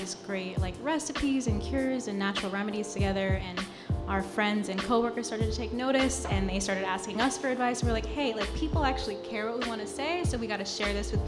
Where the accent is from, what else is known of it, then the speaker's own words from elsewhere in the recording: San Francisco, California, United States; moved away as an adult; now in New York, United States; I was born and raised in San Francisco